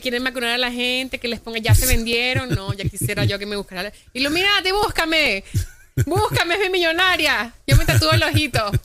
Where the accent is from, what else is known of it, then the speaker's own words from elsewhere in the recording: Venezuela; now in United States; yo hablo con mi familia todos los días en Venezuela